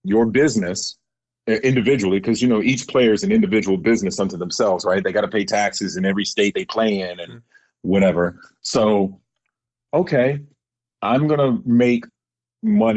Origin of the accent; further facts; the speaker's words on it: Virginia, United States; I'm from Virginia